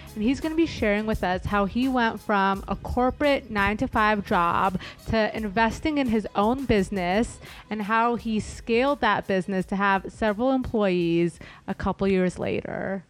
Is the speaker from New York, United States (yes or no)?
no; Los Angeles, California, United States; I'm an L A native